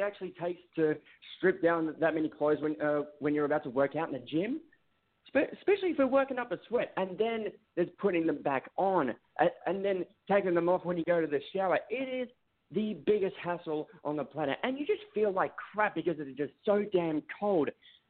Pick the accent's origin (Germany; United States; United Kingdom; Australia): Australia; Melbourne, Victoria; I was over in Melbourne, Australia, my hometown, and it is absolutely freezing.